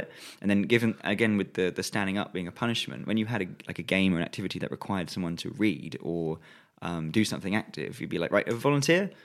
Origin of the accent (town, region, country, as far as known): England, United Kingdom